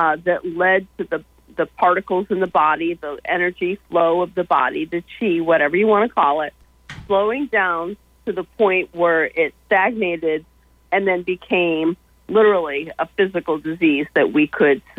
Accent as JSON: {"language": "English", "town": "Brooksondale", "region": "New York", "country": "United States", "tie": "born or raised there", "moved": "yes", "lives_now": "Georgia, United States", "said": "my hometown of Brooksondale, New York"}